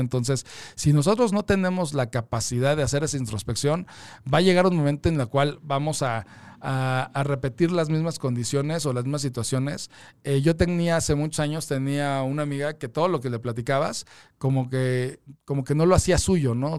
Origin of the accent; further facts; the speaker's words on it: Mexico; todos como mexicanos